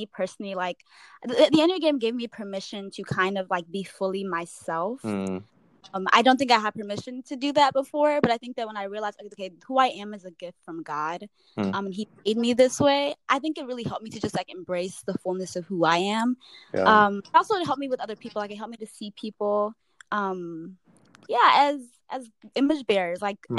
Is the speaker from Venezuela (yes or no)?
no; United States; born or raised there; also born or lived in Nigeria